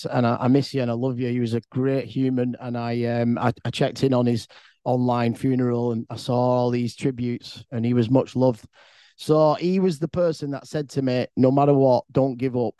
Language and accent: English; England, United Kingdom; I'm from England